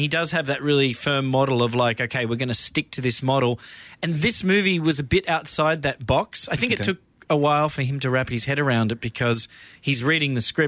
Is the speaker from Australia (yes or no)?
yes; Australia; I'm Australian